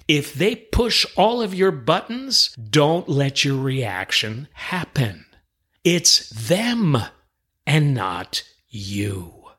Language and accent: English; New York City, New York, United States; moved away; I'm originally from New York City